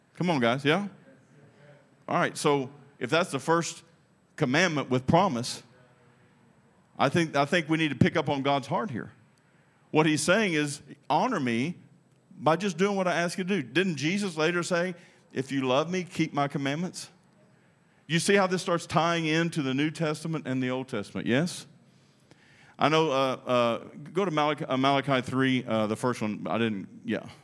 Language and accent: English; United States; I'm American